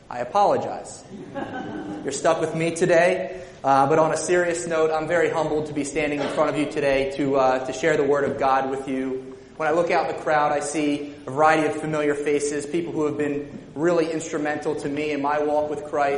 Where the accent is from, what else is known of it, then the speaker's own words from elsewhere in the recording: Lower Nazareth Township, Pennsylvania, United States; I grew up in Lower Nazareth Township, which is right down the street, not too far